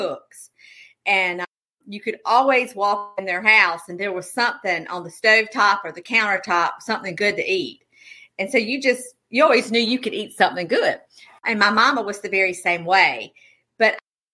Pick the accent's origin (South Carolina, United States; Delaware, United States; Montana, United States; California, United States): South Carolina, United States; Darlington; moved away as an adult; now in Newnan, United States; I am originally from Darlington, South Carolina. My parents are still there. I live in Noonan, Georgia now with my family